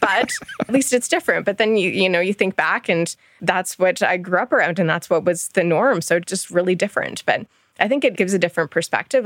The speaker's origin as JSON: {"language": "English", "region": "Ontario", "country": "Canada", "tie": "born or raised there", "also_born_or_lived": "Michigan", "moved": "as an adult", "lives_now": "Alberta, Canada", "said": "I'm from Ontario originally. My family is still out in Ontario. I grew up there"}